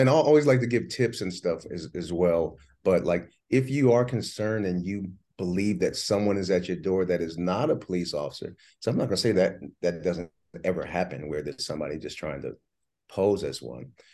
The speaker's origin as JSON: {"language": "English", "region": "New Jersey", "country": "United States", "tie": "born or raised there", "said": "I was born in Jersey"}